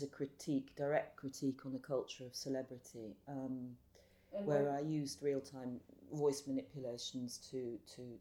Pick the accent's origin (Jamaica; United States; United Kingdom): United Kingdom; London; I grew up in central London in a very now famous area called Notting Hill Gate